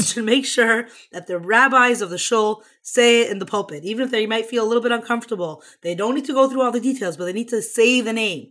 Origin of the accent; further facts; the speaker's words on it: Houston, Texas, United States; moved away; also born or lived in Crown Heights, New York; I grew up on Shluchos in Houston, Texas